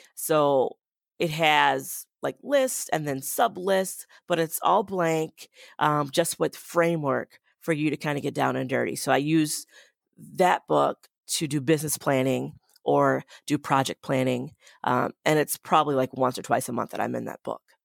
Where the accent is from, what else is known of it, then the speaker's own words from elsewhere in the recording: Boston, Massachusetts, United States; now in Madison, United States; I grew up in Boston